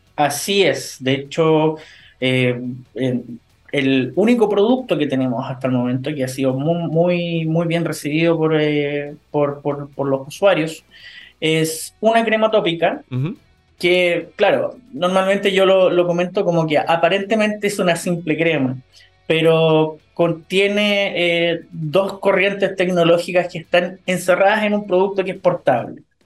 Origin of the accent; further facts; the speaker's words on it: Chile; como chilenos